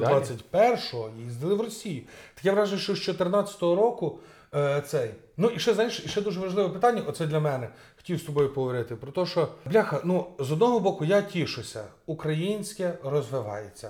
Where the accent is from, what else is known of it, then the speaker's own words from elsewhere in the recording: Rivne Oblast, Ukraine; я з Рівненської області